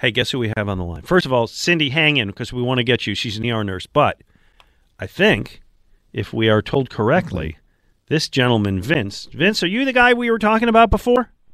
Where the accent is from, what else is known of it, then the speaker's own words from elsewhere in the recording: Buffalo, New York, United States; moved away as an adult; now in Philadelphia, United States; I grew up in Buffalo